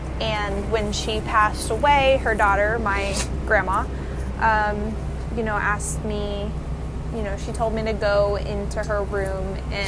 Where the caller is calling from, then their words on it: Dania Beach, Florida, United States; I'm calling from Dania Beach, Florida.